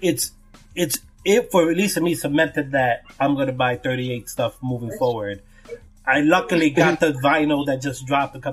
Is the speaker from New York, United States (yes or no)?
yes; New York City, New York, United States; I'm from New York, I'm from Brooklyn